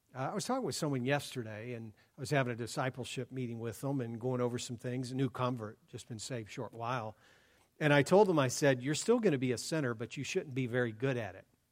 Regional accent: Columbus, Ohio, United States; now in Oregon, United States; born and raised in Columbus

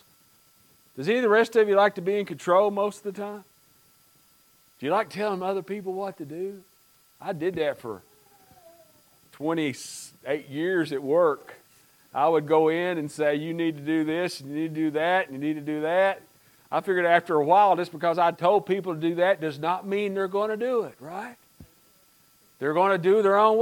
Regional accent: United States; growing up in Pike County and in the mountains

